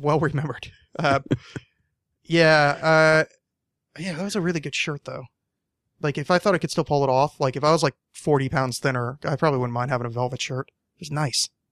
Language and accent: English; East Coast, United States; moved away; I'm not from the East Coast anymore, but I grew up on the East Coast.